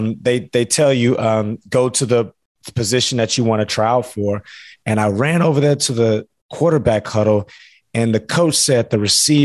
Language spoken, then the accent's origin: English; Houston, Texas, United States; So I was obviously a huge Oiler fan living and growing up in the suburbs of Houston.